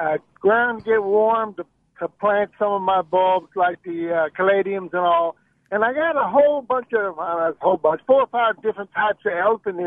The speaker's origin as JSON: {"language": "English", "town": "Chula Vista", "region": "California", "country": "United States", "tie": "born or raised there", "moved": "yes", "said": "Raised in Chula Vista. I still got a lot of kin folks in La Jolla and that whole area back there."}